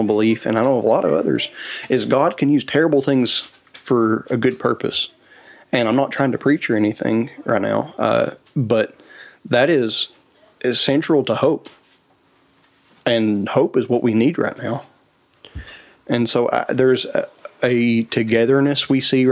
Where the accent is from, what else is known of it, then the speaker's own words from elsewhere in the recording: Appalachia, United States; as Appalachians